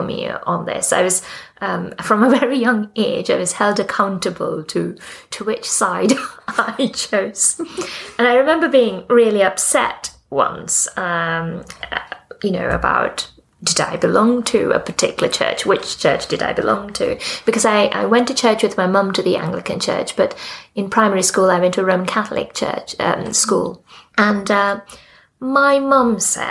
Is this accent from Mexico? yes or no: no; Sri Lanka; also born or lived in Australia / Pakistan; now in United Kingdom; I was born in Sri Lanka, in the Church of Ceylon.